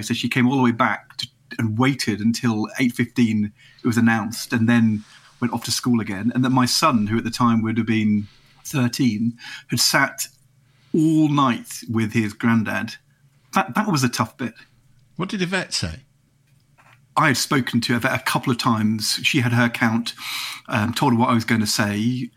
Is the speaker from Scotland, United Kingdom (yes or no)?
no; Nottingham, East Midlands, United Kingdom; moved away as an adult; also born or lived in Norwich, England; we moved from norwich when i was eight to Nottingham. But I came from Norwich